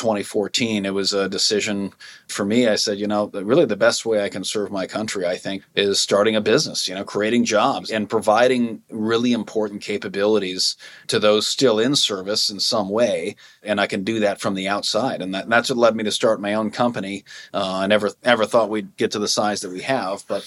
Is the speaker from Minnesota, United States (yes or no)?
yes; Minnesota, United States; now in Montana, United States; I grew up, as I said, on a lake in Minnesota